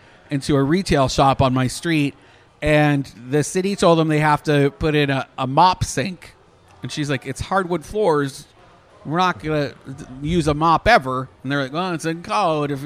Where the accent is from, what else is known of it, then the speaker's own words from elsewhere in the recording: Canada; now in Orlando area, United States; I'm Canadian